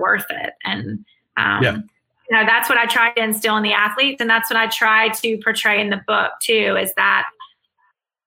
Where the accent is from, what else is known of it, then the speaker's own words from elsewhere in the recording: Mississippi, United States; accent: Southern; now in Birmingham, United States; girl from Mississippi